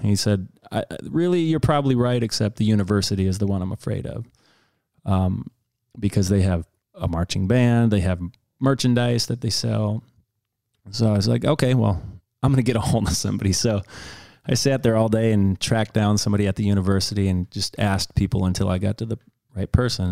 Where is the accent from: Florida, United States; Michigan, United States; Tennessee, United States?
Michigan, United States; Detroit; I grew up in Detroit